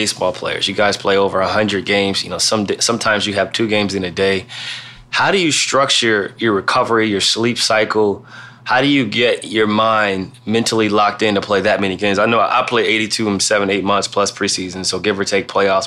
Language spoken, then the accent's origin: English; Ohio, United States; I'm from Ohio